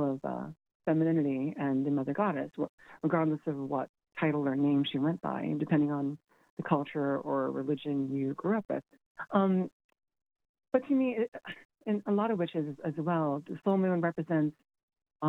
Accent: Cayman Islands; moved away as an adult; now in Galway, Ireland; including my own. The Cayman Islands is a British colony

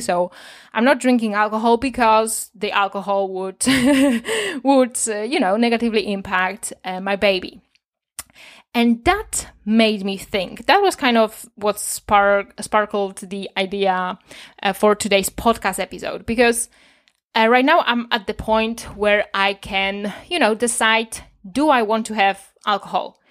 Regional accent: Poland; as a child, I saw a lot of alcoholism on the street because I'm from Poland

